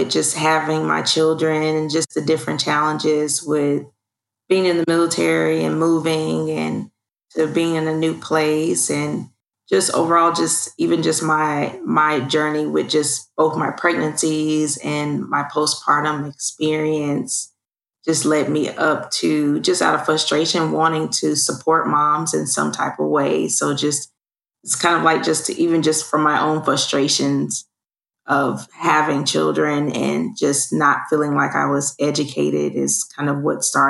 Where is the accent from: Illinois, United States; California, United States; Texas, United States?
Texas, United States; Fort Worth; Well, I'm originally from Fort Worth, Texas. I come from a military background.